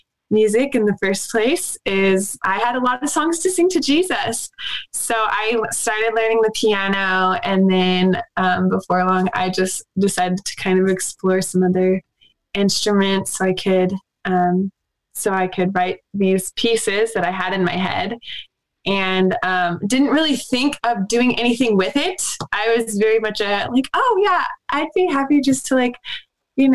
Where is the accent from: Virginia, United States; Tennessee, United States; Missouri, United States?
Missouri, United States; Southwest; I actually grew up in a little town in Southwest Missouri